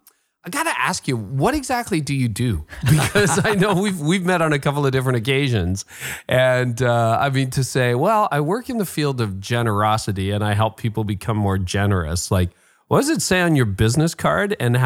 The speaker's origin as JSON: {"language": "English", "town": "Windsor", "region": "Ontario", "country": "Canada", "tie": "born there", "said": "well, funny I was born in Windsor, so I know Michigan."}